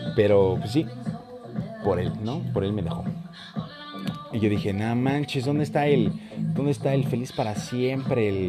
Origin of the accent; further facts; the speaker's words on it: Morelia, Michoacán, Mexico; yo soy de Morelia, Michoacán.